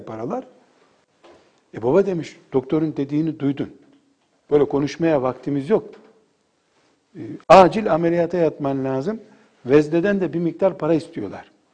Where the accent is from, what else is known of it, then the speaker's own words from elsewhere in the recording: Black Sea Region, Turkey; Bizim köyümüzde benim akrabalarımdan bir hanım teyze vardı.